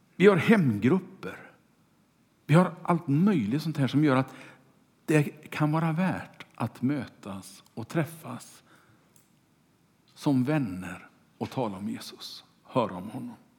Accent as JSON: {"language": "Swedish", "town": "Kungälv", "region": "Västra Götaland", "country": "Sweden", "tie": "born or raised there", "said": "Mina första vänner var de som bodde i kvarteret där jag växte upp i Kungälv"}